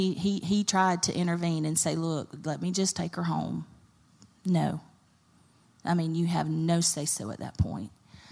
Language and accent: English; Carrollton, Georgia, United States; I didn't want to go to Bremen or Carrollton because we've grown up here. I grew up in Carrollton.